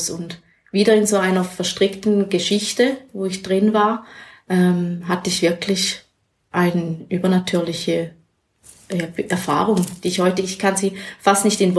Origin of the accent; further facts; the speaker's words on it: Schaffhausen, Switzerland; man wusste schnell bei uns in Schaffhausen, wer ist ähm, in einer christlichen Bewegung